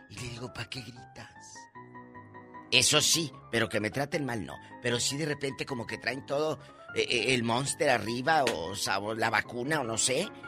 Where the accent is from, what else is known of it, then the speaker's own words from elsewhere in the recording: Mexico; Y luego, pues saben que soy muy mexicana.